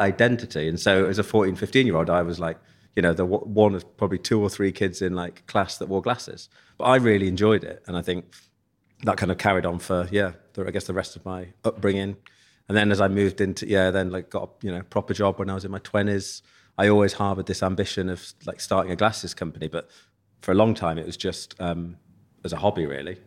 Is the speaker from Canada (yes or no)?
no; Leicester, East Midlands, United Kingdom; moved away as an adult; also born or lived in Nottingham; now in London, United Kingdom; growing up in Leicester